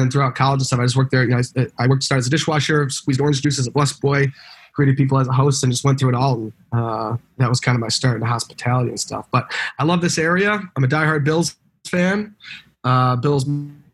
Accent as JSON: {"language": "English", "town": "Buffalo", "region": "New York", "country": "United States", "tie": "born or raised there", "said": "I was born here in Buffalo, born and raised here"}